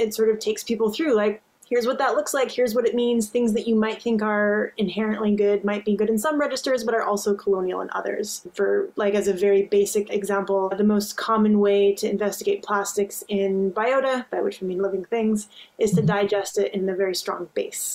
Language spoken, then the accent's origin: English; northern Alberta, Canada; also born or lived in Newfoundland, Canada; now in Newfoundland and Labrador, Canada; I'm originally from Treaty 6 territory in northern Alberta in Canada